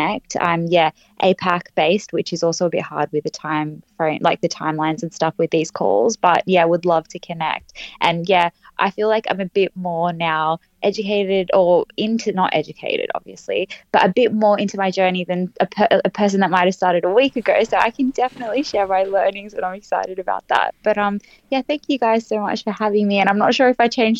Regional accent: Australia; I'm from Australia

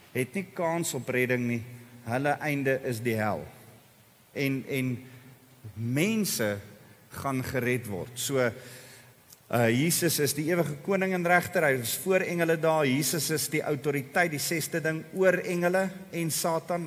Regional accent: South Africa; ek en jy As bygelowige Afrikaners

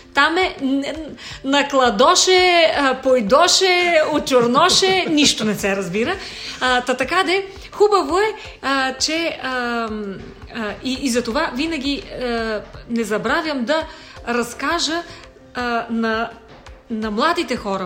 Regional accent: Vratsa, Vratsa Province, Bulgaria; now in Sofia, Bulgaria; аз вече съм такава принадена софиянка, която така се смятам, но дълги години вече живея в София, иначе съм родом от Враца.

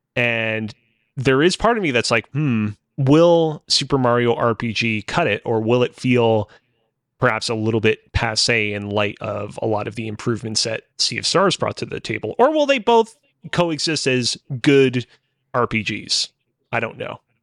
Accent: Montreal, Quebec, Canada; was born and raised in Montreal, still currently lives in it.

